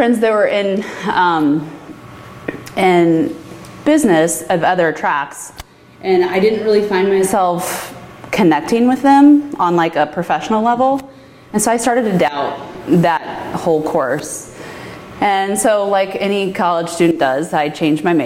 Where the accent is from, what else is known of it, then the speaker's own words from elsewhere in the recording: St. Louis, Missouri, United States; moved away as an adult; now in Oregon, United States; I'm from St. Louis, Missouri